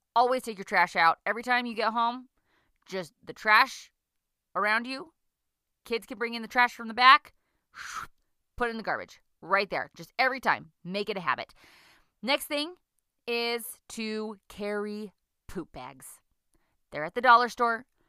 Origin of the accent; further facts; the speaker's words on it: United States; now in Lethbridge, Canada; I'm an American who lives in Canada